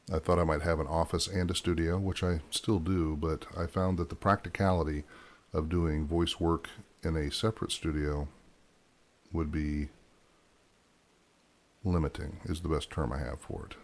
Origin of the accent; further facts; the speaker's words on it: Ohio, United States; moved away; also born or lived in Michigan; I grew up in Ohio for the most part, Ohio, Michigan, for a vast majority of my time